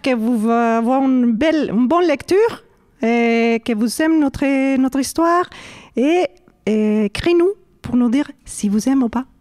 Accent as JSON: {"language": "French", "region": "Mexico City", "country": "Mexico", "tie": "born or raised there", "second_language": "French", "moved": "yes", "said": "j'ai grandi au Mexico City"}